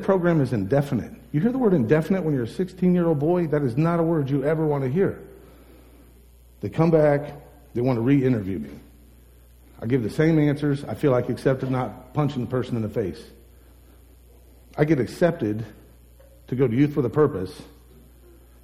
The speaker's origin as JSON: {"language": "English", "country": "United States", "said": "I'm from Holmes County"}